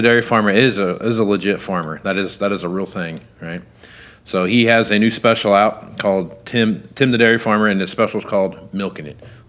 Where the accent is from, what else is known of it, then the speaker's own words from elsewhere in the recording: Kansas, United States; I'm from Kansas